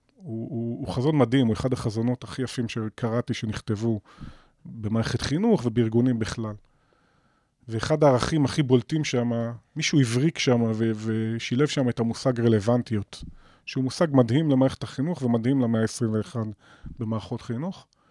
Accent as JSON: {"language": "Hebrew", "town": "Nof HaGalil", "region": "Northern District", "country": "Israel", "tie": "born or raised there", "moved": "yes", "said": "אני יליד נצרת עילית, ואני אוקיי. גאה בזה. אוהב את העיר הזאת אהבת נפש, אני אמנם לא חי בה היום"}